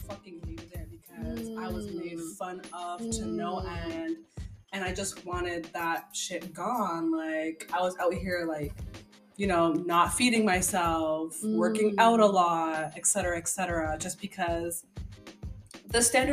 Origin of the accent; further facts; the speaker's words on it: Canada; I'm African background speaking, but at the end of the day, I was born and raised in Canada